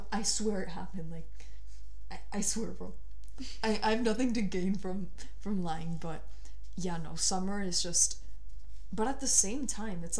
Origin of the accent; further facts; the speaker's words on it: Bogota, Colombia; hot place. I'm from Bogota.